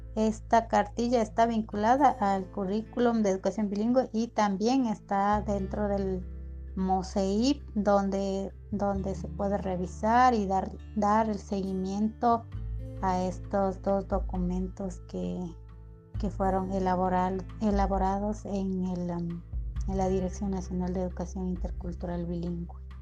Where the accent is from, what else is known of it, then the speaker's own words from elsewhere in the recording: Kichwa Chibuleo people, Tungurahua, Ecuador; yo soy de, del pueblo Quichua Chibuleo